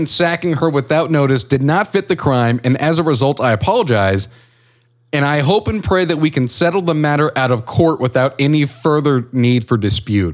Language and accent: English; United States; I'm American